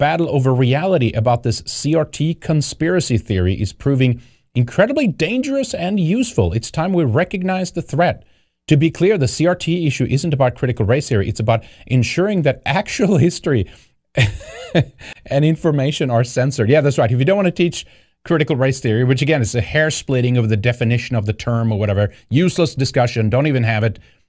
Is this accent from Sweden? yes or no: yes; Sweden; I don't like socialism either. I grew up under that in Sweden.